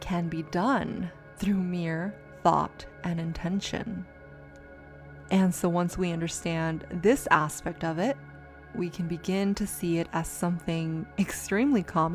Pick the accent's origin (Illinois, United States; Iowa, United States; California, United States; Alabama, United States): California, United States; San Diego; moved away; I got to go back to San Diego, my hometown.